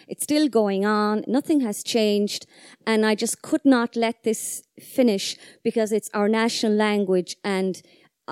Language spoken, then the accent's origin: English; Gaeltacht, Ireland; first language Irish; English is a second language; I come from the Gaeltacht. It's my first language. I didn't speak any English until I was 10